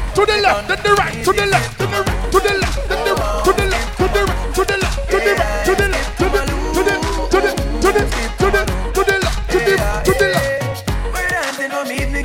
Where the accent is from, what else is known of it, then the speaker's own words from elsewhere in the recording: Kingston, Jamaica; I am from Kingston, Jamaica